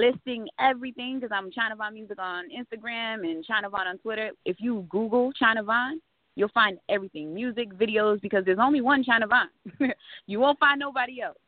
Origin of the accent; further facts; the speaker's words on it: Providence, Rhode Island, United States; now in Fayetteville, United States; I was raised um for the majority of my life in Providence, Rhode Island